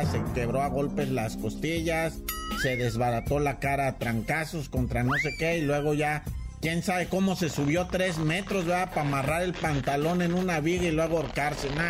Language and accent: Spanish; Mexico; Pero nosotros, México, no tenemos la culpa.